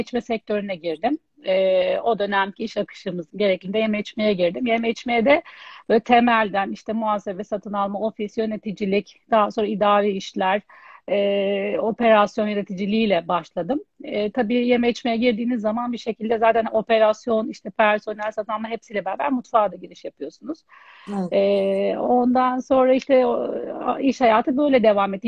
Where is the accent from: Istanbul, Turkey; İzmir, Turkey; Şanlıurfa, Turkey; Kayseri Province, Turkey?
Istanbul, Turkey; ben e, 1980 İstanbul doğumluyum